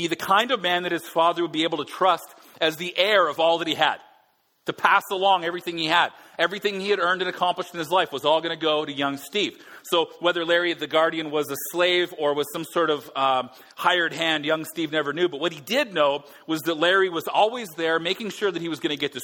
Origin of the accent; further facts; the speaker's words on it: Alberta, Canada; now in Vancouver, Canada; Being Albertan